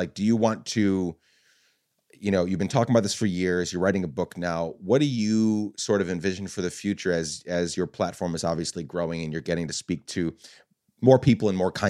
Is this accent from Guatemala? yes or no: yes; Guatemala; I grew up in a very violent country. I grew up in Guatemala.